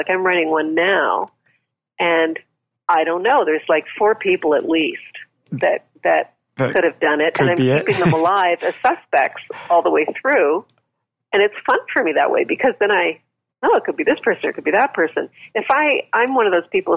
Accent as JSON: {"language": "English", "country": "Canada", "said": "I'm Canadian"}